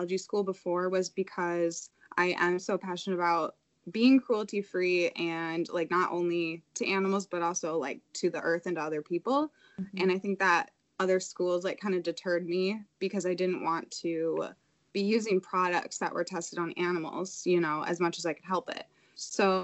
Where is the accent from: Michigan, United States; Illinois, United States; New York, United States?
Illinois, United States; moved away as an adult; now in Madison, United States; I'm from Illinois originally.